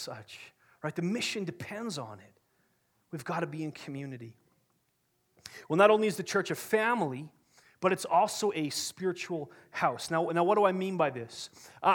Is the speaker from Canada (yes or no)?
yes; Kamloops, British Columbia, Canada; I grew up in Kamloops, BC.